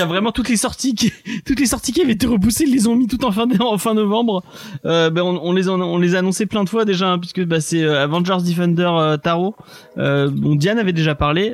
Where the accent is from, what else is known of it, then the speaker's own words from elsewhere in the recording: Aix-les-Bains, Auvergne-Rhône-Alpes, France; ma ville de naissance, enfin, de ma, la ville où j'ai grandi, à, à Aix-les-Bains